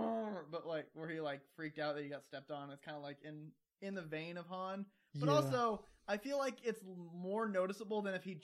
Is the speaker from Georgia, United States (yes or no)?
yes; Georgia, United States; I've gone from Southern to Midwestern, and I grew up in Georgia.